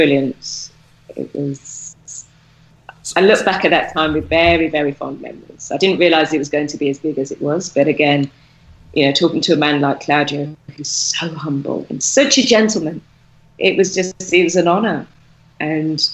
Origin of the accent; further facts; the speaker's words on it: Birmingham, West Midlands, United Kingdom; now in Turkey; we're both from Birmingham, so obviously the accent came out like tenfold